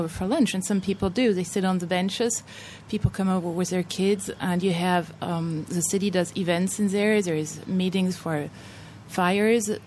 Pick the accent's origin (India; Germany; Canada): Germany; also born or lived in Los Angeles; now in France; I'm German, but I live in France now